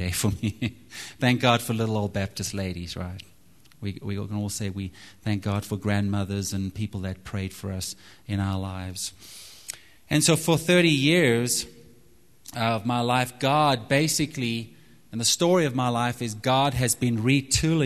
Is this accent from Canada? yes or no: no; Zimbabwe; moved away as an adult; also born or lived in Texas; now in United States; I'm from Zimbabwe, and so I love the outdoors. We used to go hunting a lot growing up